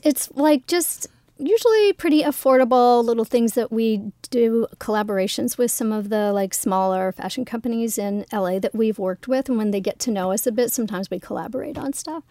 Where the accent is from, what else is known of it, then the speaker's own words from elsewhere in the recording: South Carolina, United States; also born or lived in Los Angeles; now in Toronto, Canada; I'm from South Carolina. I was born and raised there.